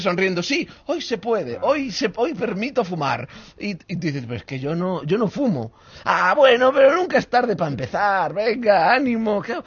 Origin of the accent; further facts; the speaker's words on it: Spain; los españoles, Roberto, somos muy bromistas